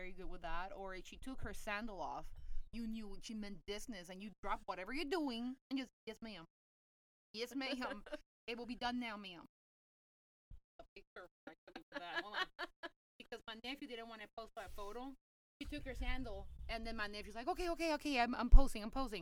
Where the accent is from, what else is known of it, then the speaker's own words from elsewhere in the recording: Puerto Rico; I am from La Isla de Española, whatever you want to call that. Puerto Rico